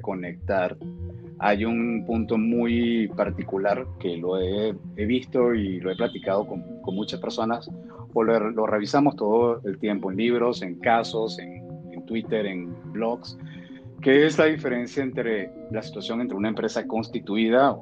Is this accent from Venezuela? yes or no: yes; Venezuela; yo que, que soy venezolano